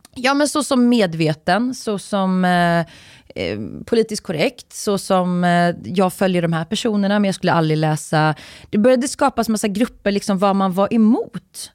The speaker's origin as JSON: {"language": "Swedish", "town": "Uddevalla", "region": "Västra Götaland", "country": "Sweden", "tie": "born or raised there", "said": "jag är ju från, jag är uppvuxen i Uddevalla"}